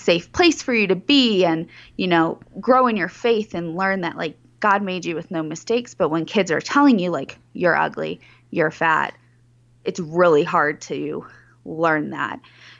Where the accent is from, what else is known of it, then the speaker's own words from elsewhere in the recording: Chicago, Illinois, United States; Yeah, I grew up in the Chicagoland area